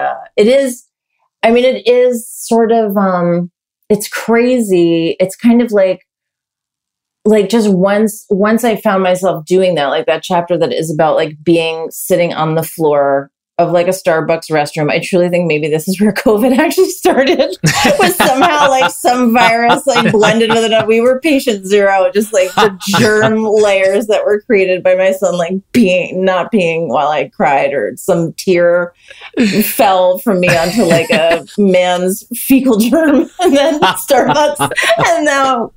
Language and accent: English; New York, United States; I grew up in New York